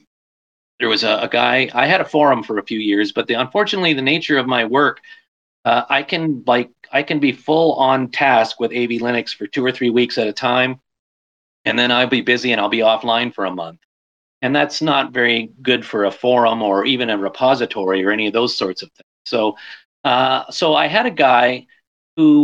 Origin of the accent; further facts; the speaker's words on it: Canada; I'm Canadian